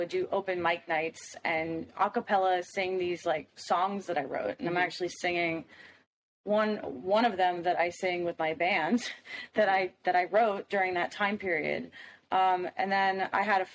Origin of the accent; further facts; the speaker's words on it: Miami, Florida, United States; I'm from Miami, Florida